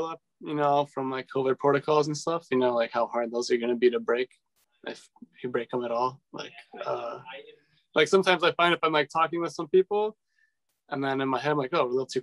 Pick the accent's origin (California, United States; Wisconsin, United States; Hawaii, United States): Wisconsin, United States; Waukesha; also born or lived in Milwaukee; I grew up in Waukesha, so not too far from here.